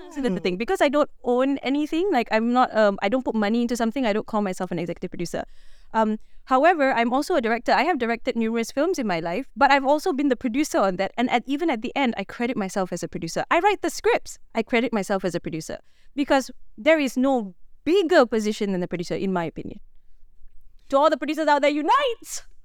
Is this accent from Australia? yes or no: no; Malaysia